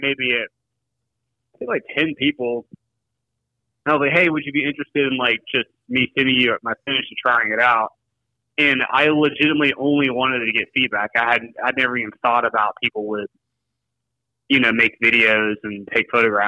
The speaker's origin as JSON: {"language": "English", "town": "Nashville", "region": "Tennessee", "country": "United States", "tie": "born or raised there", "also_born_or_lived": "Grand Rapids, Michigan", "moved": "as an adult", "lives_now": "Springfield, United States", "said": "I grew up in Nashville, Tennessee, and, you know, went to college there"}